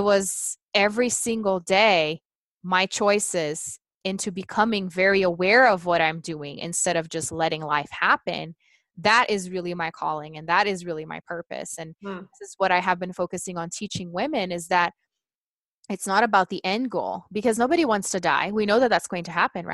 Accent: Brazil; first language Portuguese; English is a second language; moved away as an adult; now in Colorado, United States; I'm originally from Brazil. I do live in Colorado, but born and raised in Brazil

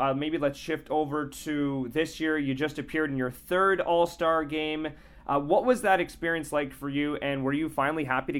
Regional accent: Ottawa, Ontario, Canada; I'm from Ottawa.

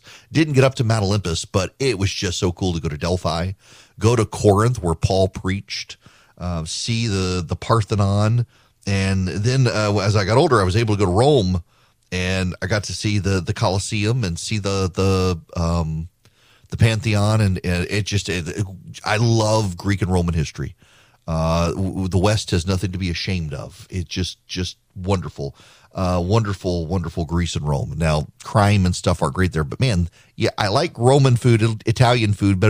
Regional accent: Dubai, United Arab Emirates; One of the highlights of my life as a kid growing up in Dubai was our class, our school only went up to ninth grade.

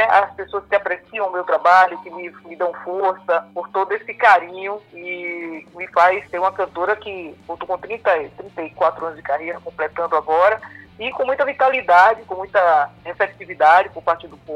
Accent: Bahia, Brazil; born there; E para todos nós que nascemos aqui na Bahia, né, principalmente da minha geração

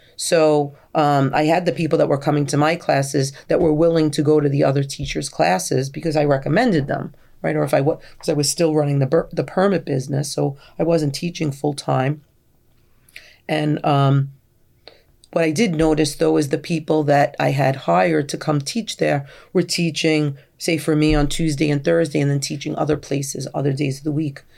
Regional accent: New York City, New York, United States; I was born and raised on Staten Island

